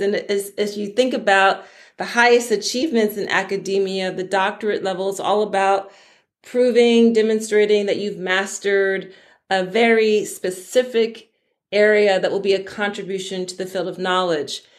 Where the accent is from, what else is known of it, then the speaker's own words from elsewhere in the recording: Philadelphia, Pennsylvania, United States; I'm from Philadelphia on the East Coast of the United States.